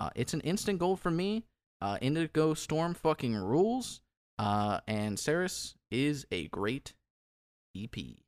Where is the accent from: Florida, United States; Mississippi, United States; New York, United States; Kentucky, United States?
Kentucky, United States; I grew up in Kentucky